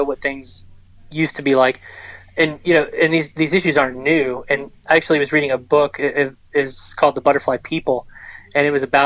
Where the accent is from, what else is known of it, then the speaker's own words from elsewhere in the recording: Richmond, Virginia, United States; moved away as an adult; I grew up around Richmond, just south of Richmond, Virginia, and I went away to school